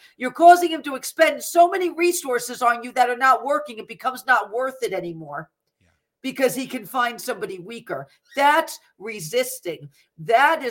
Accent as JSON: {"language": "English", "country": "United States", "said": "as an American"}